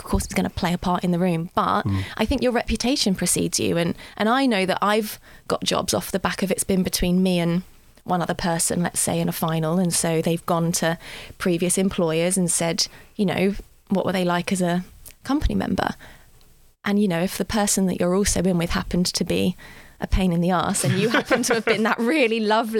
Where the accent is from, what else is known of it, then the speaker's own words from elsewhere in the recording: Godalming, South East England, United Kingdom; moved away as an adult; now in London, United Kingdom; I grew up in Godalming in Surrey, which is near Guildford